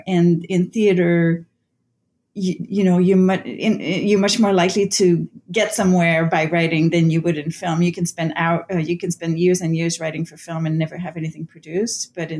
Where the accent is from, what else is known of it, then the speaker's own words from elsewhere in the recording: Canada; first language French; English is a second language; because my first language is French-Canadian, so I've translated a lot of playwrights from the French to English.